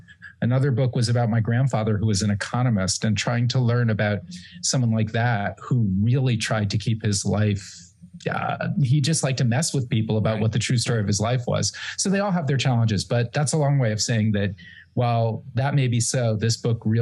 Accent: New Haven, Connecticut, United States; moved away; my hometown of New Haven, Connecticut

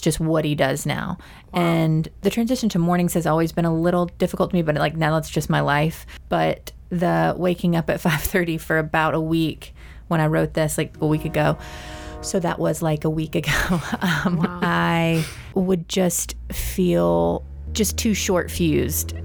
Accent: Mississippi, United States; we grew up in Mississippi

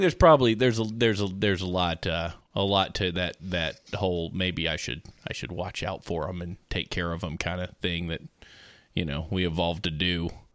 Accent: United States; we're American

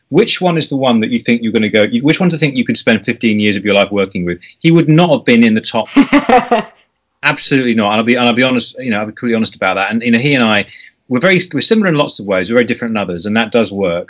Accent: United Kingdom; I'm being typically British

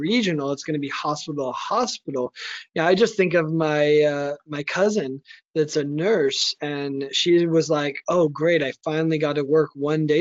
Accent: United States; as an American

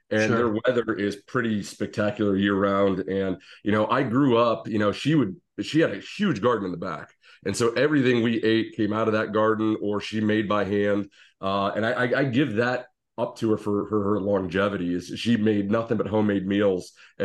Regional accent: Canton, Ohio, United States; Yeah, so I grew up in Canton, Ohio, as the suit of armor behind me would denote.

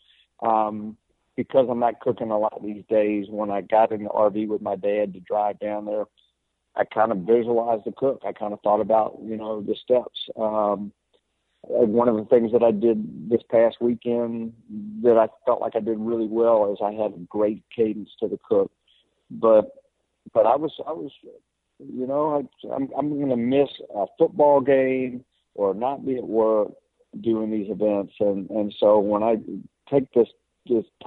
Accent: Lynchburg, Virginia, United States; I'm a Virginia boy. So I grew up in Lynchburg, Virginia

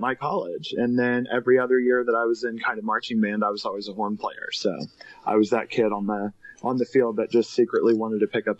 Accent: Indiana, United States; moved away as an adult; now in Katy, Texas, United States; I'm a recent transplant to the Houston area. I'm from Indiana.

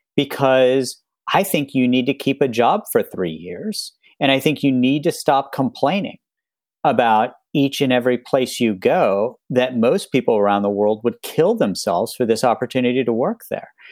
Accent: West Virginia, United States; moved away; when I was growing up in West Virginia

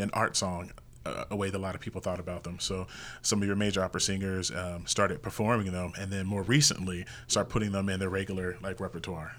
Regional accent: Indianapolis, Indiana, United States; now in Las Vegas, United States; I'm originally from Indianapolis, Indiana, and I grew up in, I would say, a classic family

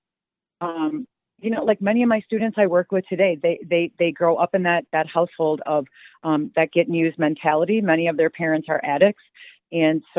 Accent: Dubuque, Iowa, United States; I'm from a small town. It's called Dubuque, Iowa. It's right on the Mississippi River, pretty small. When I grew up, it was pretty much, it was like many Midwest towns.

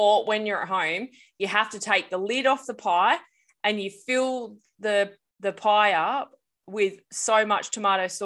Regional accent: Australia; come and visit me in Australia

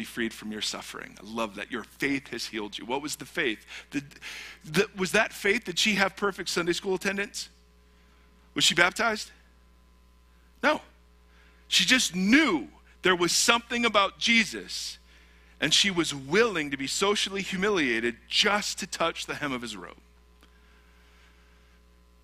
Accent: United States; as an American Christian

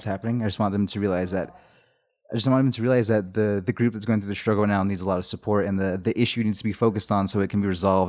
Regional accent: Shiprock, New Mexico, United States; I was born in the hospital there

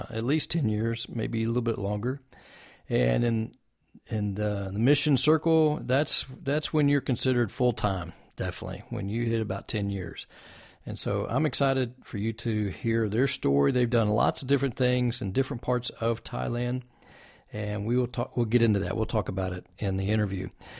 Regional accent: Texas, United States; we're from Texas as well

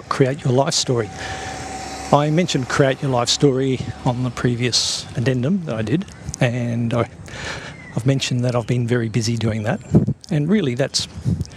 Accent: Toowoomba, Queensland, Australia; my hometown of Toowoomba.

